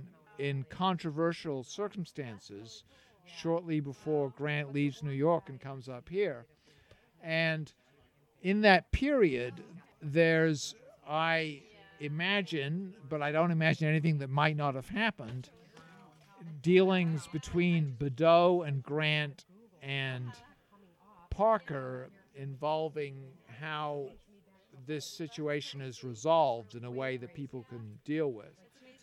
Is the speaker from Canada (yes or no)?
no; England, United Kingdom; I grew up in England. My parents were American, but I went to a good school in England